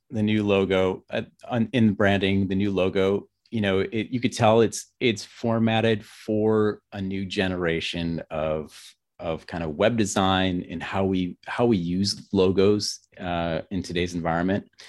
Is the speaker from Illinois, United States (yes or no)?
no; Grand Rapids, Michigan, United States; moved away as an adult; now in Bariloche, Argentina; I'm from Grand Rapids, Michigan, but, uh, we're living in the Patagonia region of Argentina.